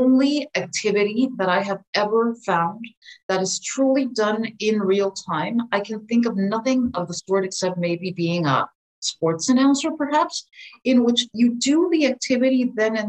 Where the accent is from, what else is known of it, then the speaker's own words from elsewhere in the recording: Philadelphia, Pennsylvania, United States; I grew up in Philadelphia myself on the East Coast.